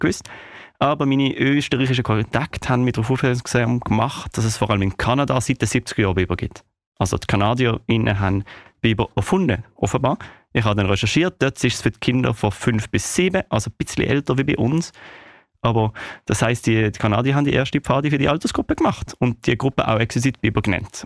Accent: Switzerland; bei uns in der Schweiz.

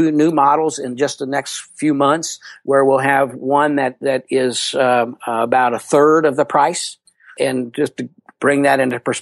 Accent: Louisville, Kentucky, United States; I'm from Louisville, Kentucky

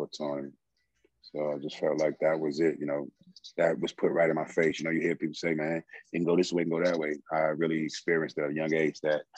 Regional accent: New York City, New York, United States; moved away; a young kid growing up in the South Bronx

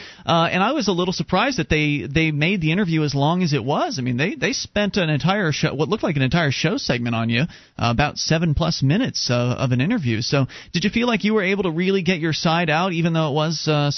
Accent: Florida, United States; moved away as an adult; now in New Hampshire, United States; having been a Florida native, been down there for 26 years of my life

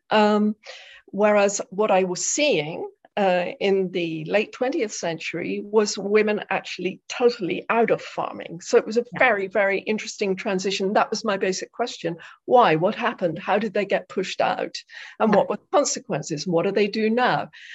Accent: South West England, United Kingdom; now in Netherlands; I was born in England, in the southwest of England, in a very rural area. And I grew up in a household that was full of books

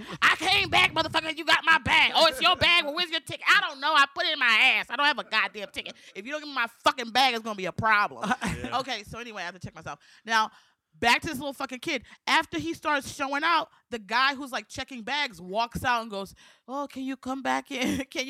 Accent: Maryland, United States; moved away; I'm from Maryland.

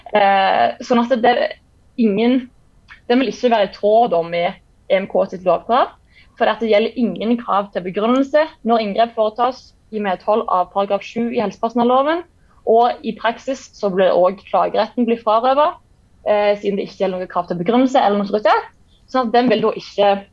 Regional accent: Jæren, Rogaland, Norway; also born or lived in Kristiansand / Bergen; now in Stavanger, Norway; jeg kommer fra Jæren

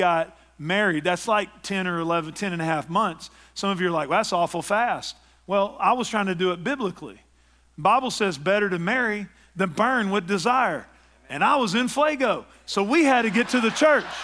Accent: East Texas, United States; my hometown in East Texas

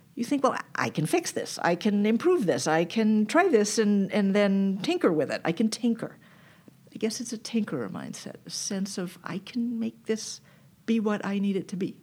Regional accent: Newton, Massachusetts, United States; I grew up extremely far from here in Newton, Massachusetts

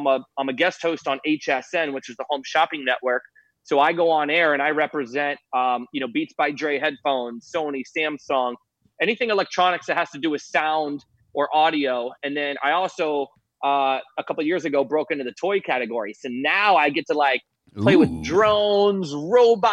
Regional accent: St. Petersburg, Florida, United States; St. Pete

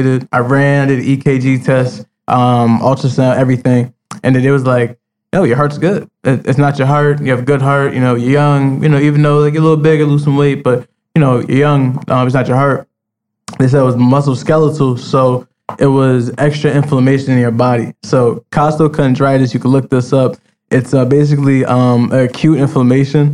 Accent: Roselle, United States; growing up in Roselle

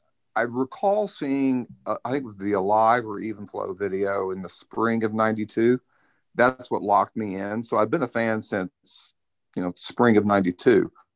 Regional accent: Indiana, United States; now in Georgia, United States; I'm from Indiana, but I've been here since 2000.

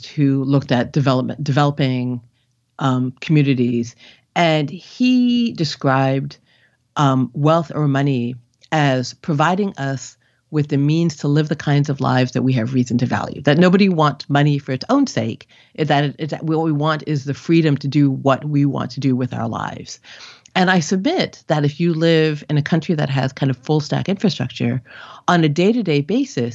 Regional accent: Canada; moved away as an adult; also born or lived in India; now in United States; I grew up in Canada, but my parents are immigrants from India

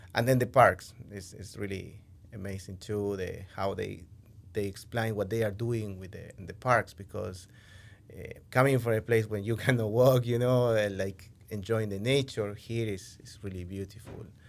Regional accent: Argentina; English is a second language; moved away as an adult; now in Henrico, United States; I'm from Argentina, Argentina in English

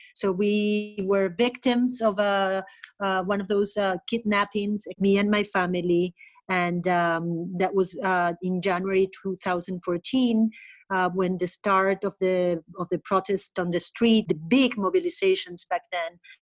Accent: Caracas, Capital District, Venezuela; also born or lived in Bolívar State, Venezuela; now in Spain; I grew up in Caracas

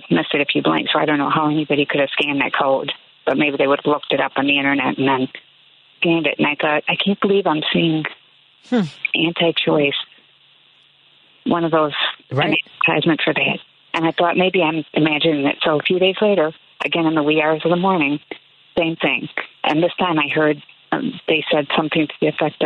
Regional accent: Chicago, Illinois, United States; growing up in the Chicago area, being here my whole life

